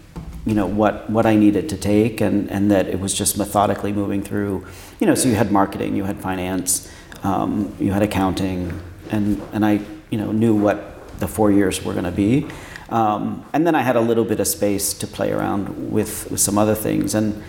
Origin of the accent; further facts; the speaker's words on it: New York, United States; born there; also born or lived in Pennsylvania; now in Washington, United States; I was born in New York. In upstate New York, and then moved around a bit and went to school in Pennsylvania, central Pennsylvania, and then moved to Washington for college.